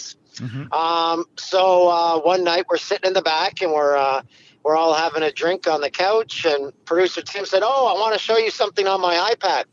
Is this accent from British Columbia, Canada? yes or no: no; Peterborough, Ontario, Canada; now in Orono, Canada; Peterborough, which is my hometown, and I moved back here